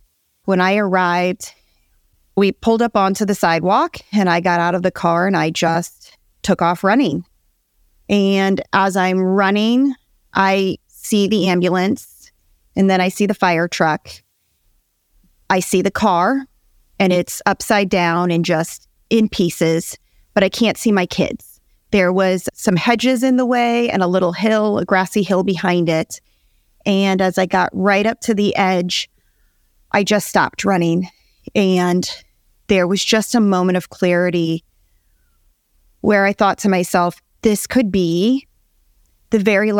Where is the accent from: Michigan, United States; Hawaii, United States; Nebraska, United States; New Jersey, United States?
Nebraska, United States; moved away as an adult; now in Georgia, United States; My husband, Grant, and I are both born and raised in Nebraska.